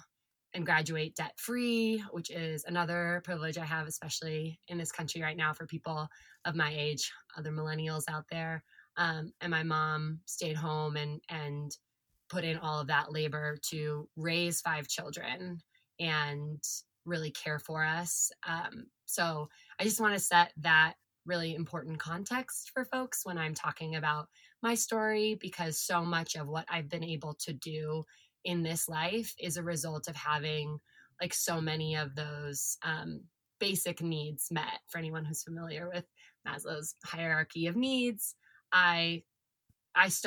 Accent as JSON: {"language": "English", "region": "California", "country": "United States", "tie": "born or raised there", "said": "I am California born and bred. I always say that I Goldilocks'd California because I was born in Central California, and then we moved to Southern California when I was like 9, 10 years old"}